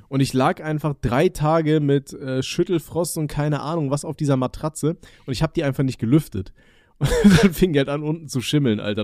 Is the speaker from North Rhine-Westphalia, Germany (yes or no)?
yes; Aachen, North Rhine-Westphalia, Germany; now in Palatinate, Germany; ich komme ja aus, aus NRW, also aus äh, Aachen ursprünglich